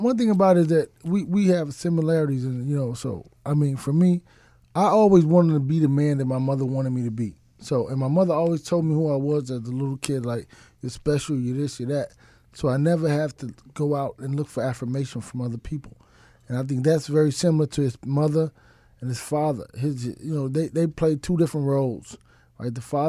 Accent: Dallas, Texas, United States; I'm from Dallas

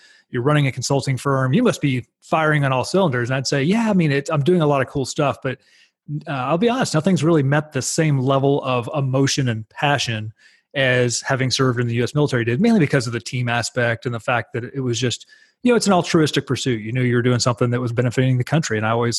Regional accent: Texas, United States; But yeah, I grew up in Dallas-Fort Worth, North Texas, spent the entirety of my career, at least to this point, as a U.S. Navy fighter pilot.

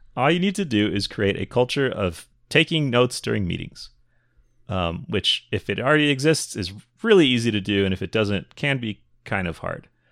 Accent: Minnesota, United States; also born or lived in Chicago, Illinois; When I was a child, I moved from Chicago to Minnesota

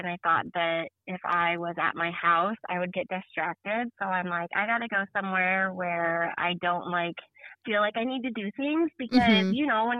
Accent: Omaha, Nebraska, United States; moved away as an adult; now in Nebraska, United States; But I didn't grow up here. I'm from a bigger city. I'm from Omaha, Nebraska, but okay. I moved down here.

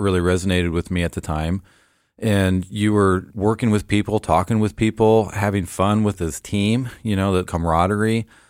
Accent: Portland, Oregon, United States; also born or lived in Memphis, Tennessee; grew up in Portland, Oregon, uh, just a little suburb outside of Portland

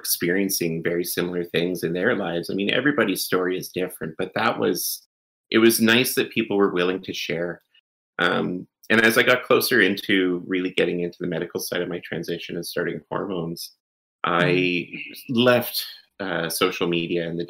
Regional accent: Canada; I'm Canadian

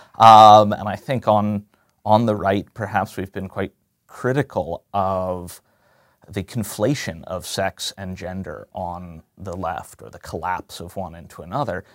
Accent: Chester County, outside Philadelphia, Pennsylvania, United States; I am natively from just outside of Philadelphia

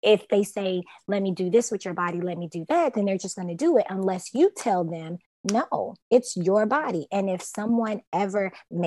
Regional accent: Louisville, Kentucky, United States; also born or lived in Atlanta, Georgia; now in Miami, United States; I'm from Louisville

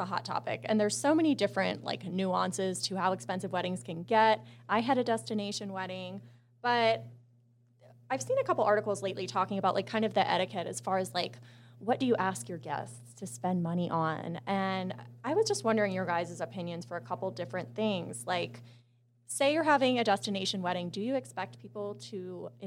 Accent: East Coast, United States; moved away as an adult; I grew up on the East Coast, but I've lived out West mostly my whole adult life.

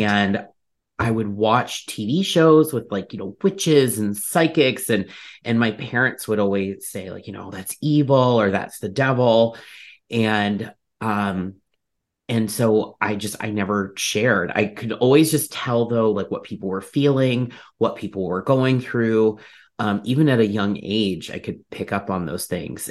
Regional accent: Ohio, United States; where I grew up in Ohio

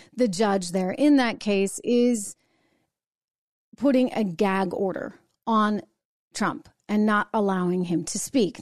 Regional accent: New Hampshire, United States; My my home state, where I was born and raised, I grew up in New Hampshire

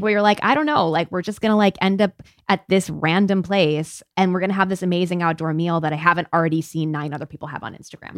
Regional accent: United States; I'm an American

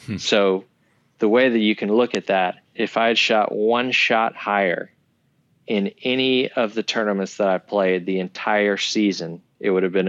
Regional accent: Georgia, United States; growing up in Georgia, being a golfer

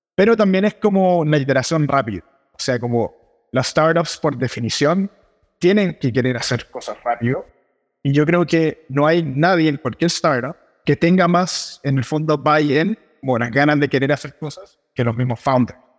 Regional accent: Chile; soy de Chile, donde hablamos muy rápido

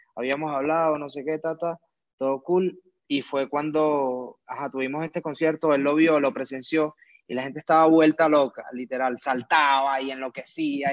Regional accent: Venezuela; now in Mexico; yo soy un chamo venezolano

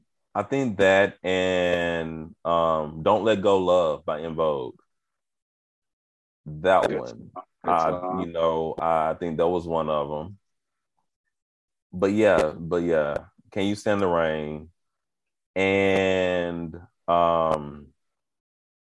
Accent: Houston, Texas, United States; also born or lived in Spartanburg, South Carolina; I was born in Spartanburg, South Carolina, and then I moved to Houston when I was five

